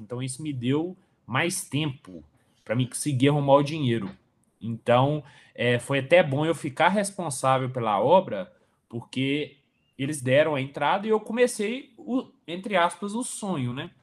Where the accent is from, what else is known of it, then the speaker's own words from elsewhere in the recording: Coronel Fabriciano, Minas Gerais, Brazil; moved away as an adult; also born or lived in Nova Friburgo / Sete Lagoas; sou natural de Coronel Fabriciano